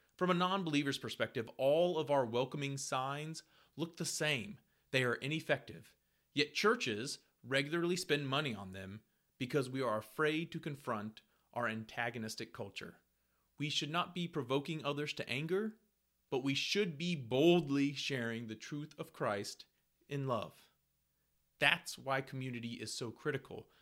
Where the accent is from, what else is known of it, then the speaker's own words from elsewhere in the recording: Ohio, United States; now in Lexington, United States; I grew up in Ohio, but now live in Lexington, Kentucky